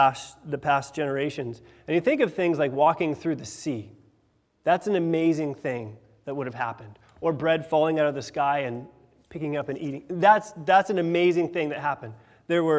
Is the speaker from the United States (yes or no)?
yes; Washington, United States; now in England; I'm from Washington State